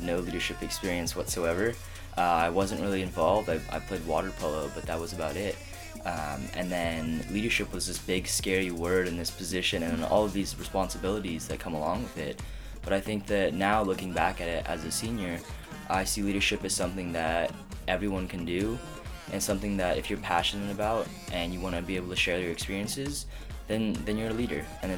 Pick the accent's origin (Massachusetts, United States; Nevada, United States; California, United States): California, United States; Orange County; moved away as an adult; now in San Luis Obispo, United States; I'm originally from Orange County, repping SoCal